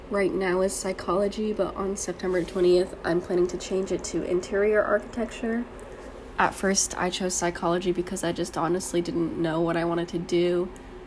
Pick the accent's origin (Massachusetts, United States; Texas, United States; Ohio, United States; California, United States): California, United States; Pleasanton; moved away; I am from Pleasanton, California in the Bay Area